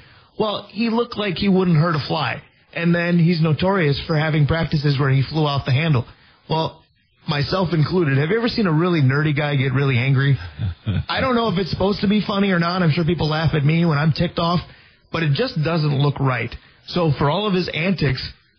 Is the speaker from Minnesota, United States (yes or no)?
yes; Minnesota, United States; I was just excited to have NBA basketball in my home state